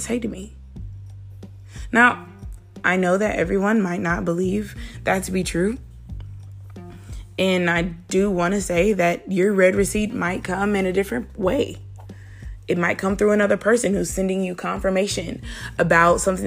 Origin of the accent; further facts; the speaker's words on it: Mississippi, United States; I'm from Mississippi